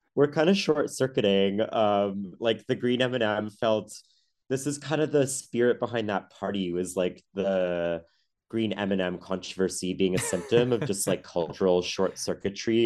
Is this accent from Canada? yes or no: yes; Ottawa, Ontario, Canada; I grew up in Ottawa, the nation's capital